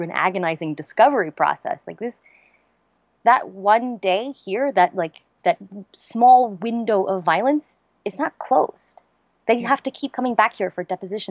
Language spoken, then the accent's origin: English; Charlottesville, Virginia, United States; born or raised there